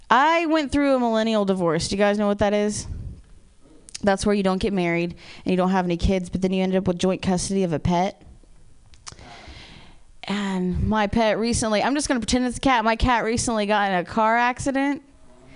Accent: Ohio, United States; I'm from Ohio

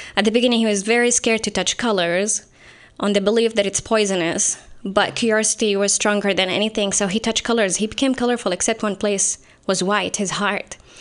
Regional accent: Saudi Arabia; moved away as an adult; now in San Jose, United States; I'm from Saudi Arabia.

